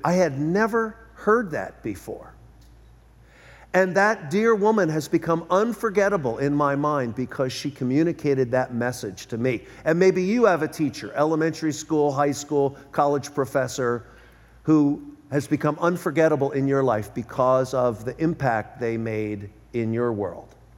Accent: Philadelphia, Pennsylvania, United States; moved away as an adult; now in Southern California, United States; I was born and raised in Philadelphia.

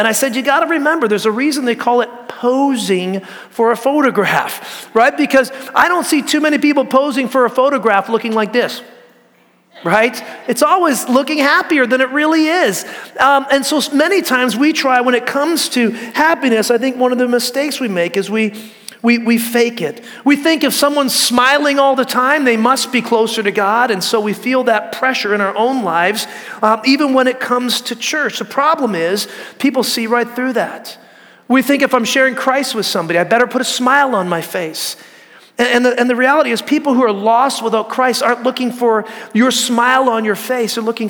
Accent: California, United States; I came from Northern California, and Bigfoot's real.

